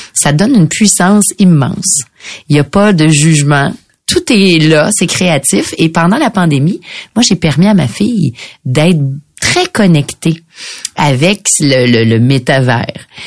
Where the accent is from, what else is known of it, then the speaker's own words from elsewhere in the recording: Quebec, Canada; On est québécois